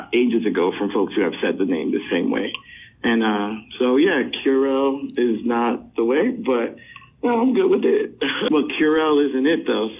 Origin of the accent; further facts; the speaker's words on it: New Jersey, United States; moved away as an adult; now in New York City, United States; I was raised in New Jersey and the greater New York area